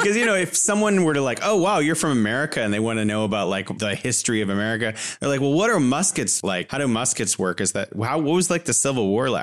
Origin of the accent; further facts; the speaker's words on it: California, United States; moved away as an adult; now in Wuhan, China; I'm originally from California, but living here in beautiful Wuhan, China